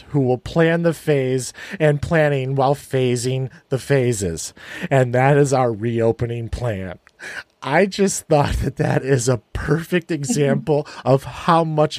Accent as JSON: {"language": "English", "area": "South Suburbs of Chicago", "region": "Illinois", "country": "United States", "tie": "born or raised there", "said": "we grew up together in the South Suburbs of Chicago"}